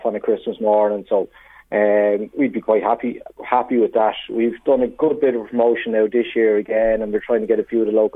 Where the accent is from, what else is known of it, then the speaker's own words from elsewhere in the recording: Dublin, Leinster, Ireland; moved away as an adult; now in Navan, Ireland; I'm not from Navan originally. I'm from Ringsend in Dublin originally